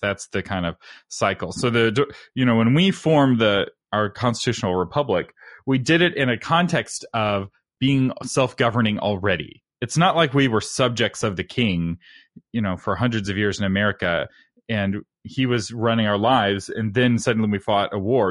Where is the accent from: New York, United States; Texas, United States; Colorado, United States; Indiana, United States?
Texas, United States; as a Texan